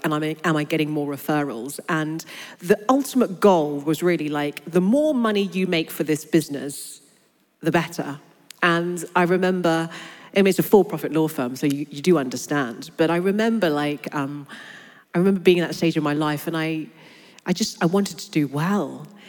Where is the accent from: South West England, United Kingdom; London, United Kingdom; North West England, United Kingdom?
London, United Kingdom; I was born and raised in London. But I grew up on a council estate in North London